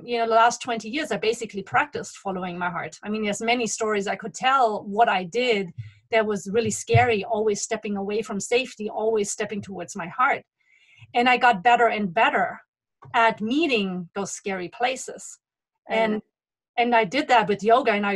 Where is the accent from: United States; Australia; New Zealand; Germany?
Germany; moved away; I was returning to Germany after 20 years.